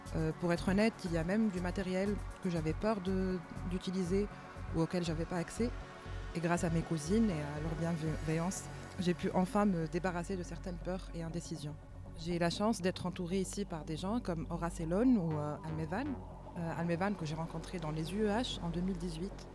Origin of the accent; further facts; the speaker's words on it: Tunisia; moved away as an adult; also born or lived in Marseille, France; now in Paris, France; je suis tunisienne, installée à, Paris depuis 4 ans. J'ai commencé à mixer depuis 2016, quand j'étais encore en Tunisie.